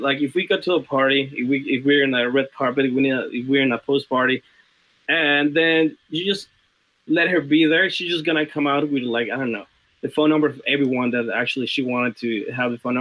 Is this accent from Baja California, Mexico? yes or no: no; Mexico City, Mexico; moved away; I'm from Mexico City